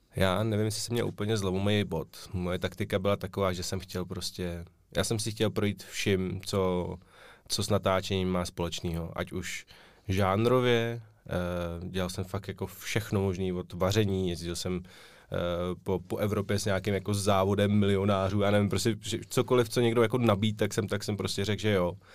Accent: Prague, Czechia; oba jsme rozený Pražáci

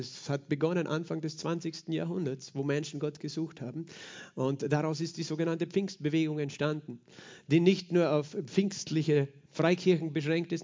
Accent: Austria; als Österreicher

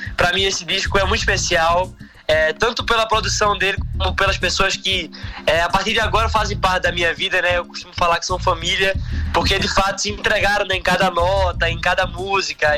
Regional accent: Recife, Pernambuco, Brazil; no Recife, né, que é minha cidade de origem, né, onde nasci, fui criado

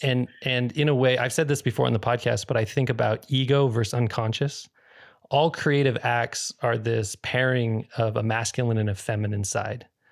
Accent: Northern California, United States; I grew up in Northern California for a portion of my childhood

